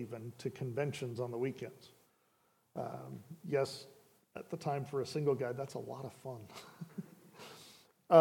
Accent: Richland, Washington, United States; moved away as an adult; also born or lived in California; I was born and raised in Richland, spent so much time up here in the Northwest

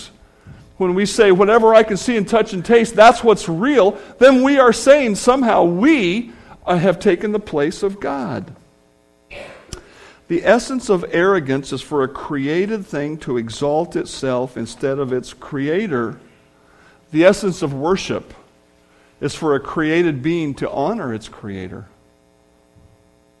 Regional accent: United States; being American

